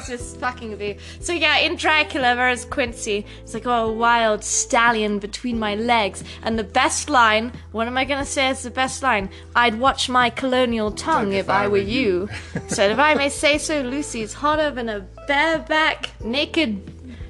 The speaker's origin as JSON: {"language": "English", "region": "England", "country": "United Kingdom", "tie": "born or raised there", "moved": "as an adult", "lives_now": "United States", "said": "Growing up in England, when I was a young wee thing going to school"}